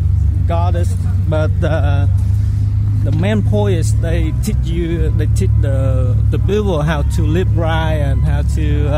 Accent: Vietnam; English is a second language; moved away

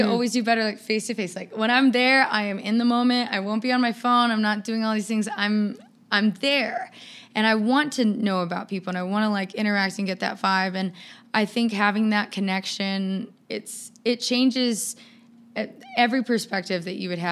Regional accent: Seattle, Washington, United States; moved away as an adult; now in Nevada, United States; I'm from Seattle

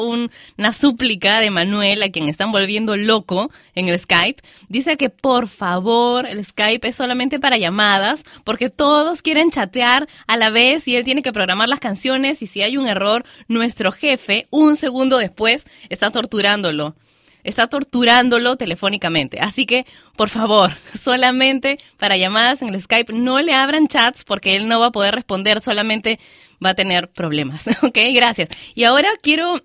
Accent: Lima, Peru; yo soy de Lima

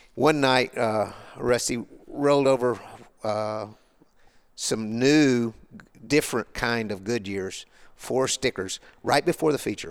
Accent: Arkansas, United States; I grew up in Arkansas on the back roads

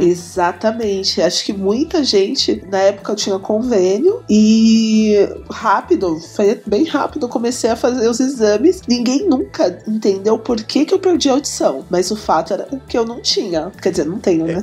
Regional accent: Taboão da Serra, São Paulo, Brazil; born or raised there; also born or lived in Sorocaba; now in São Paulo, Brazil

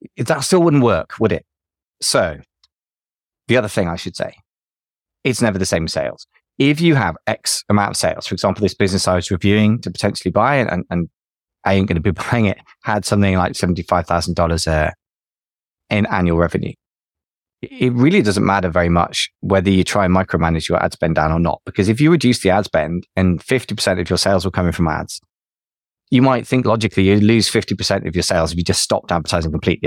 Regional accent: United Kingdom; Being British, we like to celebrate when we lose.

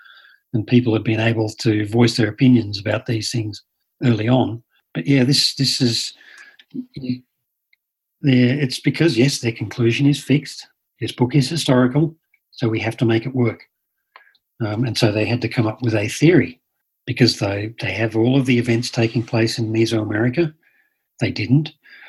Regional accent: Sydney, New South Wales, Australia; Well, you see, in Australia, in Sydney, I grew up in Sydney, and there's Polynesian members of the church all around me.

